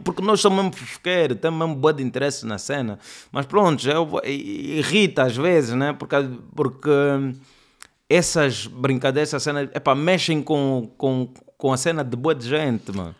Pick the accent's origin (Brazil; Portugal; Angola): Angola; Luanda, Luanda Province; accent: Angolan; eu cresci no bairro, no Sambizanga, todos os meus vizinhos falam assim, meus tios